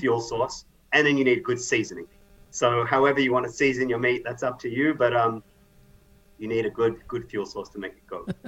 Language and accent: English; Australia; moved away; I'm Australian